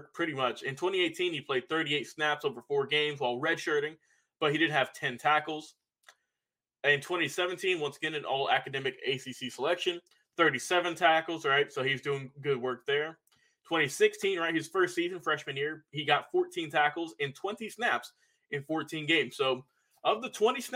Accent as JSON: {"language": "English", "town": "Douglasville", "region": "Georgia", "country": "United States", "said": "I'm from Douglasville."}